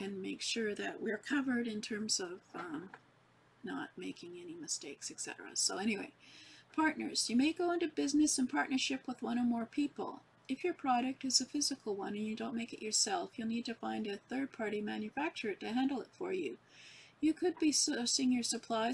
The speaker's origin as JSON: {"language": "English", "country": "Canada", "said": "I'm from Canada"}